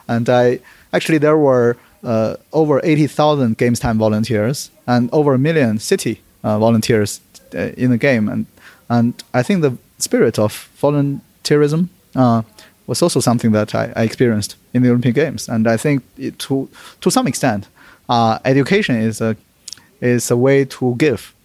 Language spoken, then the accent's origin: English; Beijing, China; moved away; also born or lived in United Kingdom / London; always wanted to do some service to my hometown as well. I was born in Beijing